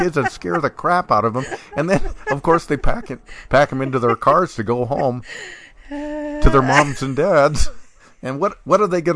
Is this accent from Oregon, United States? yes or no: yes; Bend, Oregon, United States; when I was growing up, Bend was such a small town